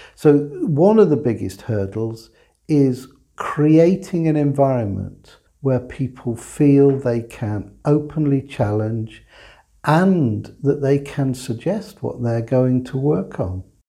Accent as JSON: {"language": "English", "region": "England", "country": "United Kingdom", "said": "I'm an English guy, but I'm an English guy that had a German mother by birth, a Latvian father, by adoption, a Welsh father, whose grandfather was Dutch"}